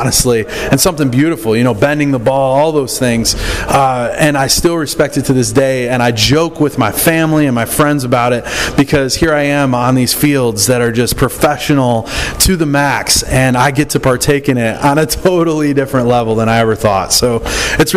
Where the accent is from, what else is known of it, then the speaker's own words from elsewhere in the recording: Michigan, United States; I grew up in Michigan, and of course, hockey was really big there